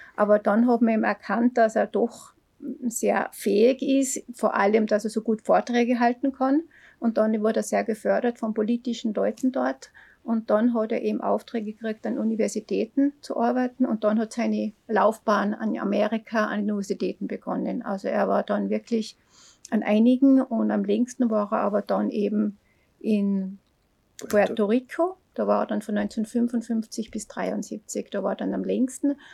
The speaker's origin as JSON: {"language": "German", "town": "Neukirchen am Großvenediger", "region": "Salzburg", "country": "Austria", "tie": "born or raised there", "said": "ich bin aus Neukirchen am Großvenediger. Da bin ich ja geboren. Da bin ich dann Volks- und Hauptschule gegangen"}